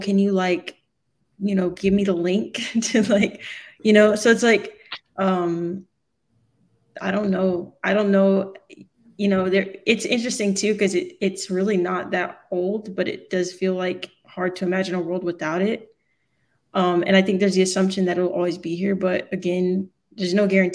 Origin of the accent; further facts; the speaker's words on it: the South, United States; I grew up in the South